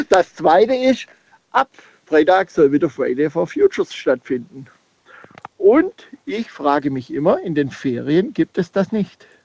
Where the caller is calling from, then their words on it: Schandorf, Burgenland, Austria; Aus Schandorf.